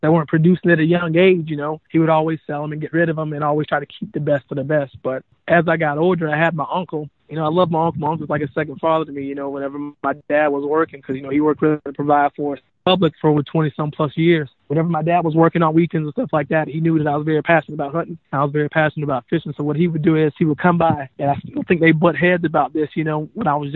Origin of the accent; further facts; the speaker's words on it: Hilliard, Florida, United States; moved away as an adult; now in Minnesota, United States; growing up in North Florida, our city that I grew up in is called Hilliard, Florida